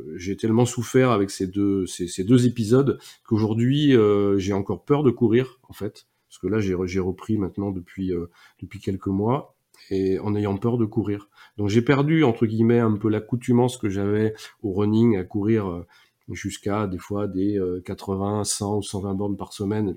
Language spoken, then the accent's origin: French; Nantes, Pays de la Loire, France; also born or lived in Toulouse area; now in Toulouse, France; je suis euh, moi aussi breton d'origine. Je sais que ça en fait rire souvent, euh, pas mal, parce que je suis breton de Nantes